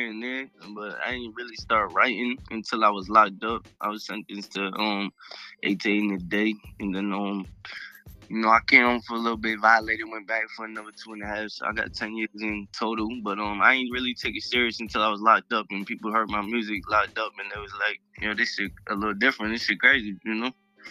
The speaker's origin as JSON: {"language": "English", "area": "Cape Cod", "region": "Massachusetts", "country": "United States", "said": "I'm from the Cape, man. I'm from Cape Cod. I represent Cape Cod."}